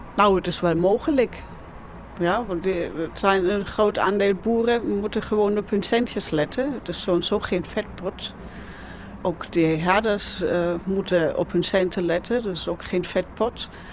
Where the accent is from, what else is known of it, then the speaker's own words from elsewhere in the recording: Nuremberg, Bavaria, Germany; Dutch is a second language; now in Netherlands; Nürnberg kom ik oorspronkelijk vandaan